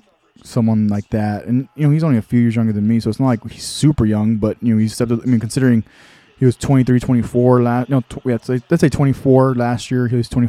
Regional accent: Texas, United States; I'm from Texas.

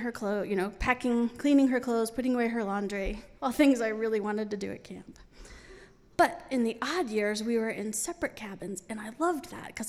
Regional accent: New York City, New York, United States; I grew up in New York City

